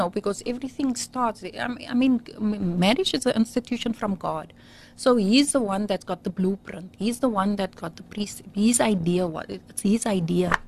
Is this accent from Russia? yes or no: no; Beaufort West, Western Cape, South Africa; I grew up in Beaufort West